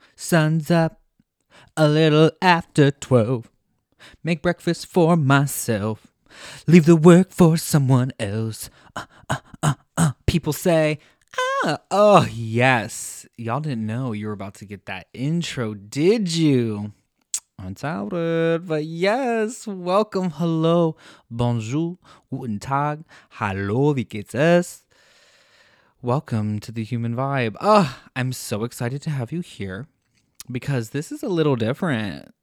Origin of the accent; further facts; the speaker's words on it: United States; moved away as an adult; also born or lived in Cork, Ireland; now in Mannheim, Germany; We're from the United States